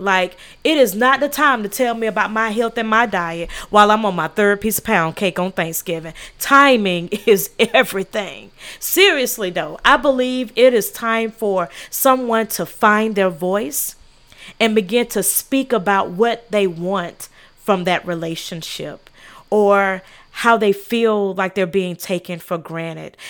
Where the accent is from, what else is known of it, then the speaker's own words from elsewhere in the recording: South Carolina, United States; I'm from South Carolina